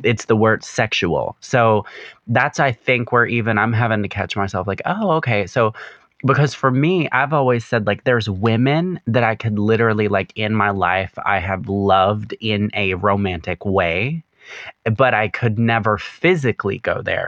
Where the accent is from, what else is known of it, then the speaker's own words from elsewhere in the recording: the South, United States; growing up in the South